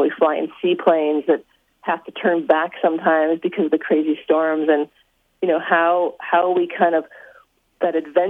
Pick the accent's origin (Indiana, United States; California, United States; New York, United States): Indiana, United States; moved away as an adult; also born or lived in Michigan / Yukon; No, I'm from Indiana. I'm a Hoosier.